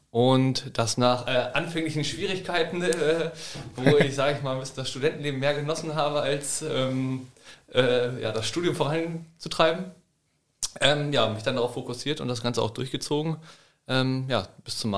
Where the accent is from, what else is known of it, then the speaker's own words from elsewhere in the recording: Lower Saxony, Germany; ähm, ja, letztendlich bin ich mit Moritz in Nordschim aufgewachsen. Wir kommen hier beide aus der Region Hildesheim.